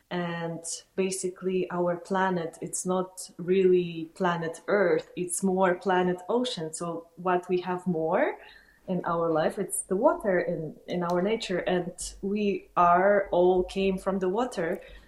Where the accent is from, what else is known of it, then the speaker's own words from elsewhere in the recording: Kazakhstan; moved away; I was born in Kazakhstan